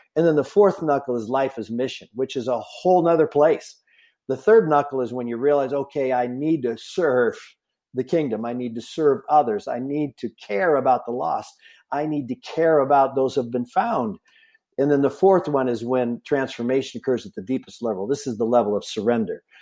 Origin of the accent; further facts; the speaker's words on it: Lodi, California, United States; also born or lived in North Dakota; I grew up and lived all my youth in, uh, Northern California, a city called Lodi